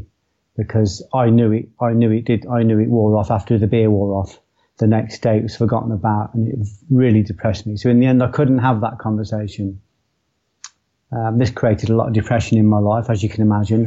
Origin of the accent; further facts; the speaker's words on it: Coventry, West Midlands, United Kingdom; I was born in Coventry. I was born in a place called Tile Hill, moved quickly to a place called Walsgrave, and I spent the next 17 years there.